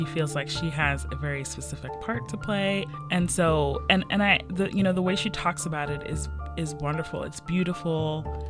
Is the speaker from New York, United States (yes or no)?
no; West Virginia, United States; also born or lived in Ohio; now in Baltimore, United States; Yeah, because I came from West Virginia. Before I was here, I lived in Ohio.